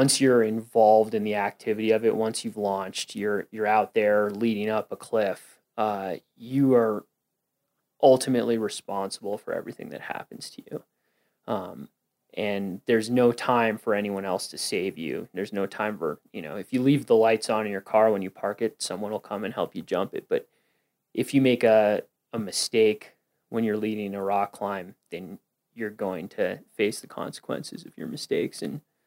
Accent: Westchester County, New York, United States; now in Colorado, United States; I'm from New York, Westchester County, New York

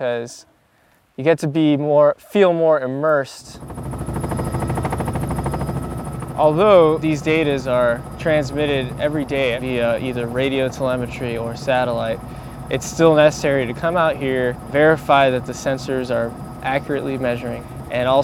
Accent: South Florida, United States; I grew up in the South Florida area

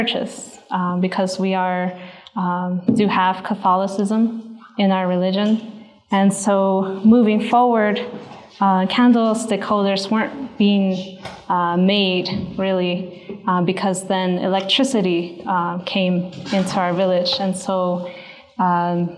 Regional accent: Zuni Pueblo, New Mexico, United States; I'm from the Pueblo of Zuni

